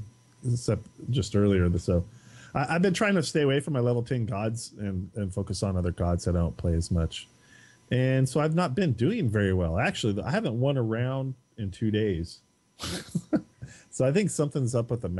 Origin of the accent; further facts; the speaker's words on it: California, United States; I hail from California. In the U.S.